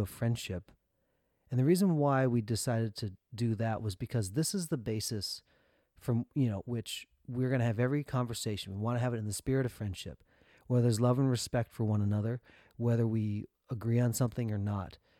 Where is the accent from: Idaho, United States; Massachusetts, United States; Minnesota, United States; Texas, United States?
Minnesota, United States; we grew up in Minnesota